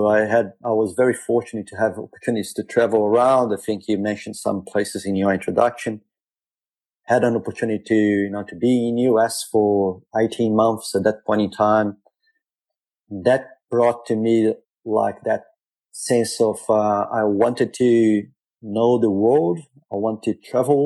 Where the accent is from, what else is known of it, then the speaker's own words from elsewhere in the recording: Rio de Janeiro, Brazil; now in Perth, Australia; I was born in Brazil, grew up in Rio, largely middle-class family